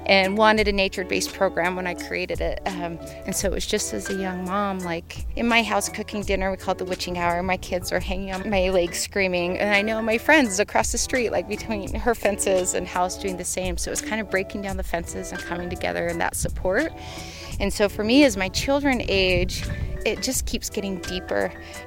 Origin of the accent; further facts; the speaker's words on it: Murray, Utah, United States; now in Moab, United States; I grew up in Salt Lake City, but in a town called Murray